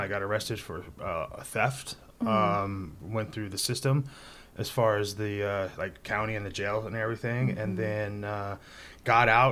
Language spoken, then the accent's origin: English; Hanford, California, United States; moved away as an adult; also born or lived in Atascadero; now in Paso Robles, United States; I grew up in the Central Valley